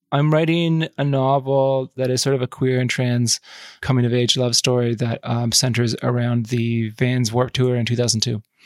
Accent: Yukon, Canada; my experience growing up in the Yukon

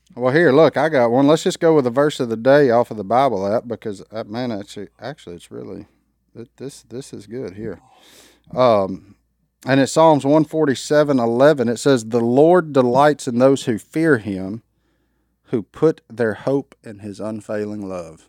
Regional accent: Louisiana, United States; I'm a redneck from Louisiana.

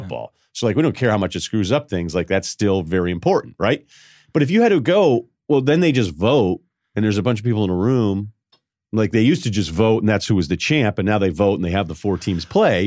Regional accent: Massachusetts, United States; moved away as an adult; also born or lived in Connecticut / Vermont; I was born in Connecticut, Massachusetts high school, Vermont college, and then I went back to Connecticut for, like, ten years.

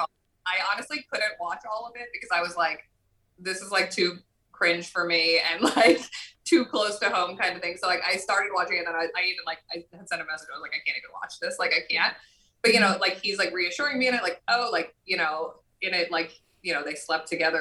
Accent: New Jersey, United States; I'm still from Jersey

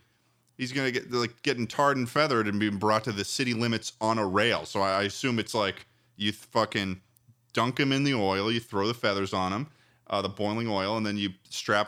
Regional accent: Massachusetts, United States; now in Los Angeles, United States; I was born in Massachusetts.

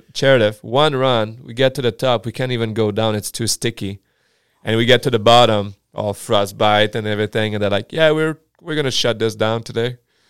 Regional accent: Chicoutimi, Quebec, Canada; first language French; English is a second language; moved away; I'm from Chicoutimi.

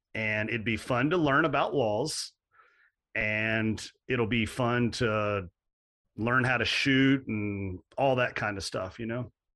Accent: Central Kentucky, United States; I grew up in Central Kentucky, um, like a lot of a lot of folks in that area on farm ground

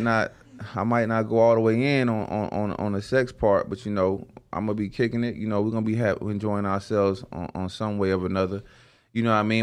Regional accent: the South, United States; I'm from the South

